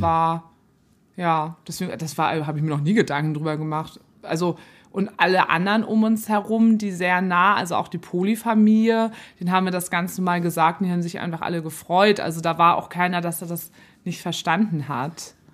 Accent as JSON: {"language": "German", "country": "Germany", "lives_now": "Hamburg, Germany", "said": "bei uns in mhm. Deutschland"}